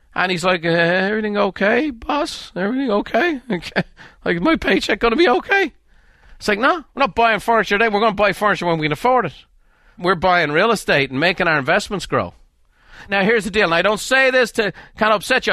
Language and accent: English; Dublin, Leinster, Ireland; moved away as an adult; now in United States; I grew up in Dublin.